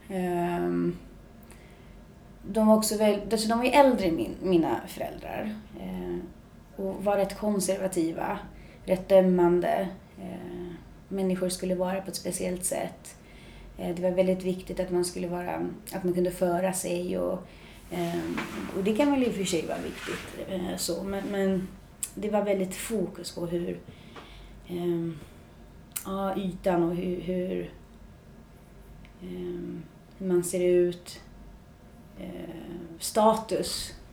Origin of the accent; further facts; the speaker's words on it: Märsta, Stockholm County, Sweden; jag kommer från Märsta, fem mil norr om Stockholm. Ehm, uppvuxen i en eh, bra familj på många sätt.